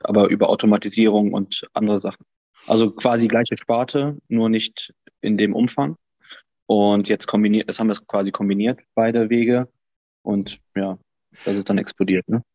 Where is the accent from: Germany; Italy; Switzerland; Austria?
Germany; Cologne, North Rhine-Westphalia; ich bin Kölner